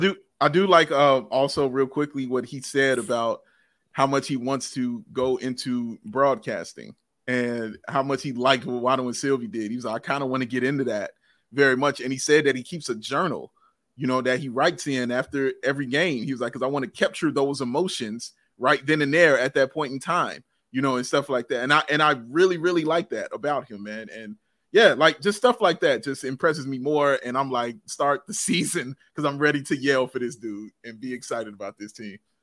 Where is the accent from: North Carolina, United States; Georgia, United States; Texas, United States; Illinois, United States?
Illinois, United States; Chicago; I'm from, from the city